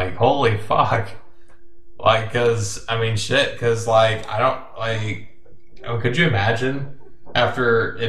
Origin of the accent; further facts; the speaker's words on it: United States; we're American.